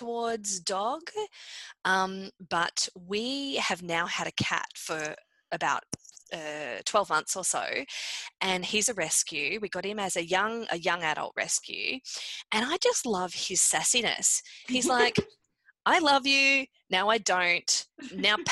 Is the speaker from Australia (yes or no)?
yes; Australia; also born or lived in Canada; I'm Australian.